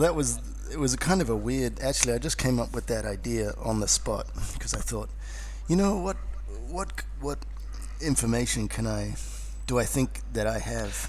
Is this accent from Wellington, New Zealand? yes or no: yes; Wellington, New Zealand; accent: New Zealand; moved away as an adult; now in Australia; This is in Wellington, you know, where I grew up in New Zealand